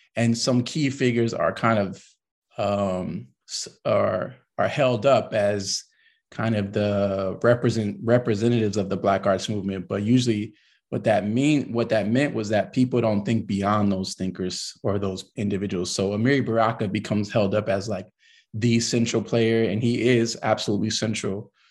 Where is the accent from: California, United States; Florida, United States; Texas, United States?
California, United States; Los Angeles; moved away as an adult; also born or lived in Ithaca, New York; I'm I'm a California kid. Um, I'm from Los Angeles to be more precise, and uh, I kind of grew up in a a really big family